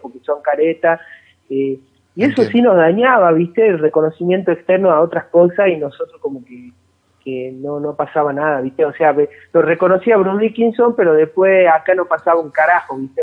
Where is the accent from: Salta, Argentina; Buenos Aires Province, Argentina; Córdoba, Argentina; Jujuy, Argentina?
Salta, Argentina; nosotros no somos de Buenos Aires, que somos de Salta